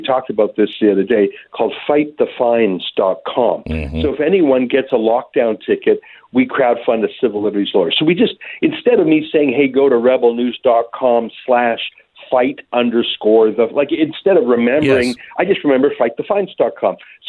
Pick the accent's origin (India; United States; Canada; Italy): Canada; Alberta; I'm from a landlocked place called Alberta.